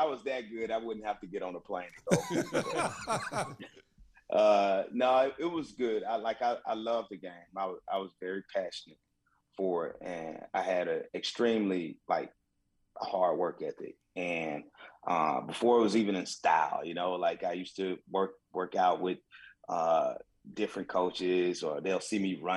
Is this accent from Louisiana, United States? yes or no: no; Memphis, Tennessee, United States; moved away as an adult; also born or lived in France; I'm a dude from the South that didn't speak proper English, and now I speak three languages.